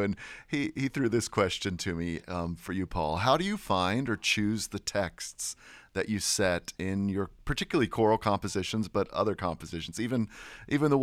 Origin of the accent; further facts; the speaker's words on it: United States; as an American